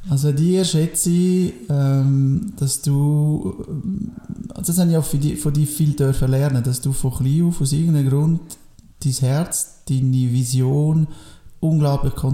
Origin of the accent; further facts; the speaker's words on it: Biel, Bern, Switzerland; moved away as an adult; also born or lived in Portugal; now in Engadin, Switzerland; Ich bin in, Biel aufgewachsen, in Französisch. Ich bin ein Welcher Bieler. Ich bin mit 24 in Engadin gekommen. Seitdem bin ich da.